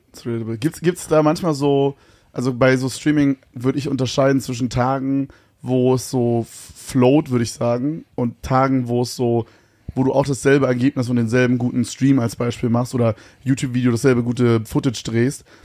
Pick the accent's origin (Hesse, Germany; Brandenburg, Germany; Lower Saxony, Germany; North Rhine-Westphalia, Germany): Brandenburg, Germany; Königs Wusterhausen; also born or lived in Berlin; Ich komme aus Königs Wusterhausen.